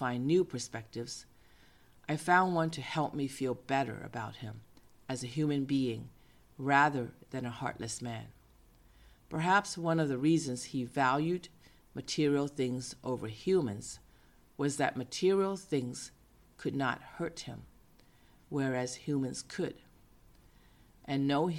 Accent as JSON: {"language": "English", "town": "Boston", "region": "Massachusetts", "country": "United States", "tie": "born or raised there", "moved": "yes", "lives_now": "San Francisco, United States", "said": "I grew up in Boston"}